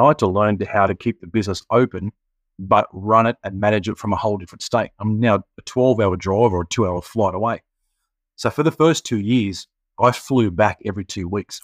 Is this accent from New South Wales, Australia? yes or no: yes; Penrith, New South Wales, Australia; moved away as an adult; now in Sunshine Coast, Australia; born and bred in Penrith, mate. Lived there for thirty-five years. Moved to the Sunny Coast eight years ago.